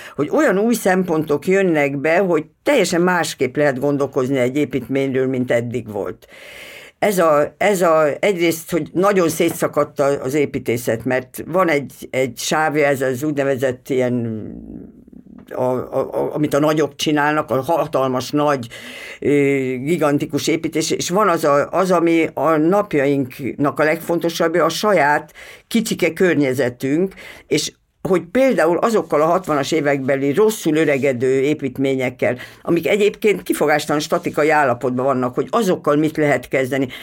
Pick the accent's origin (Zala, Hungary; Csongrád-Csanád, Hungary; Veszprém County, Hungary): Veszprém County, Hungary; Veszprém; moved away; Veszprémi vagyok